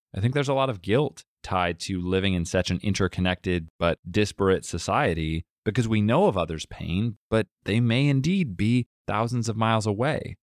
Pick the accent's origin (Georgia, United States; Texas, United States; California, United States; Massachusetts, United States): Massachusetts, United States; you and I growing up in Ohio and Massachusetts, respectively